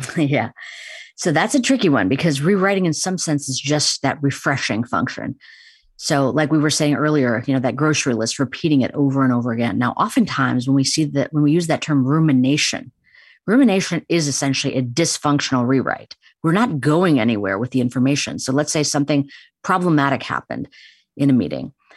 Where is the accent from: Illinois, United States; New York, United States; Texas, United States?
Illinois, United States; Chicago; I grew up in Chicago, but have very much Indian tradition permeated my upbringing